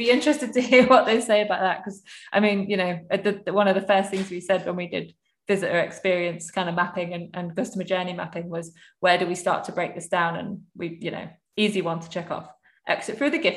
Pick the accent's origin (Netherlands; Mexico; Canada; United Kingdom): United Kingdom; the north of England; as somebody that grew up in the north